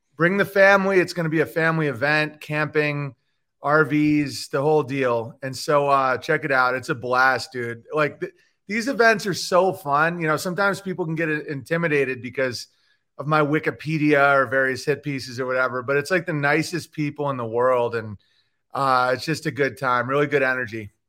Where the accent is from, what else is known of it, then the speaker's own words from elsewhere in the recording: Oswego, New York, United States; moved away; also born or lived in Los Angeles; I'm from Oswego, New York